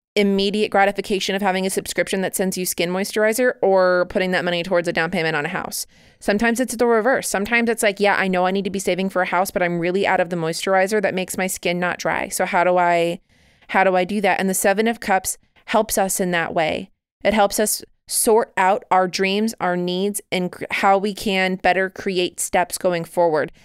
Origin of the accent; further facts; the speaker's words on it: United States; I am very American.